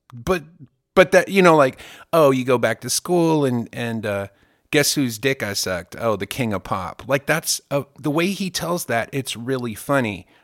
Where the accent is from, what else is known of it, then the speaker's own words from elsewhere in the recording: Germany; now in United States; I grew up in Germany